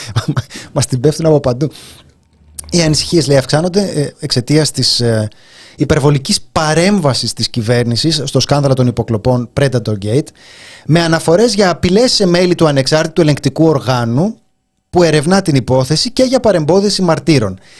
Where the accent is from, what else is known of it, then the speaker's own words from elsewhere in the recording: Greece; εμένα είναι η πατρίδα μου